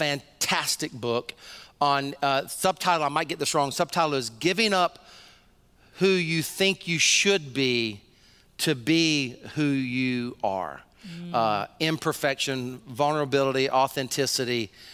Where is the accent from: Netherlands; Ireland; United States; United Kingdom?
United States; Deep South; Even I was raised in the Deep South, so I drank a lot of sweet tea.